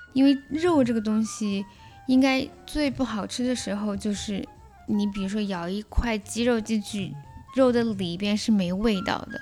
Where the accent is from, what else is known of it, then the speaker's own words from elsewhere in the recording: China; now in Canada; 我们中国人